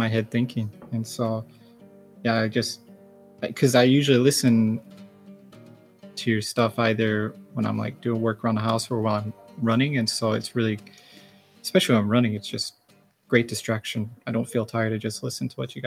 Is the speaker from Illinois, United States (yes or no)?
yes; Joliet, Illinois, United States; moved away as an adult; also born or lived in St. Louis; now in Japan; I was born in Joliet, Illinois, and all my parents and all my immediate family are from the northern Illinois area